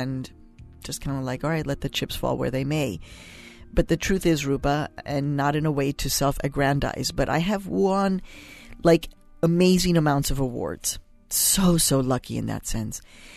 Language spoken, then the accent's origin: English; Chicago, Illinois, United States; also born or lived in Mexico; a Mexican immigrant girl growing up on the south side of Chicago in 1967